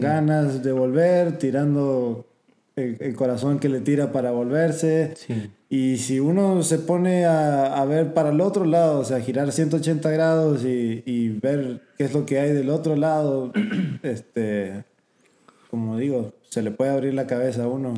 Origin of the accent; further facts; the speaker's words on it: Argentina; moved away as an adult; also born or lived in San Antonio, Texas; now in United States; crecí en Argentina hasta los 18 años, nunca salí del país